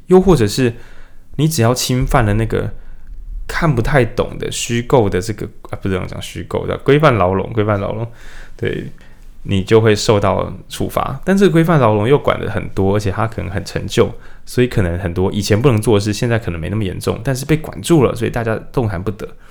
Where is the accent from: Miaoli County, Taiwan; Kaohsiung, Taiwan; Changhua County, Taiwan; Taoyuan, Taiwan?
Changhua County, Taiwan; moved away; 我以前我是彰化人